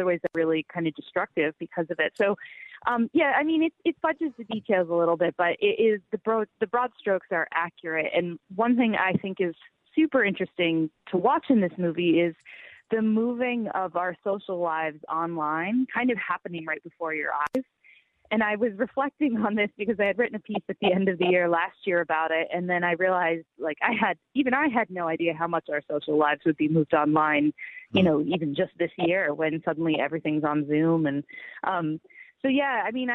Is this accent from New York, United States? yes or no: yes; a little north of Albany, upstate New York, United States; my hometown, which is upstate New York, a little north of Albany.